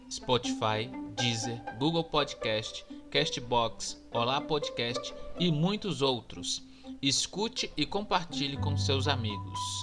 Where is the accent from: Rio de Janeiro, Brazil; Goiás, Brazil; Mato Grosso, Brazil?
Goiás, Brazil; Como bom goiano que sou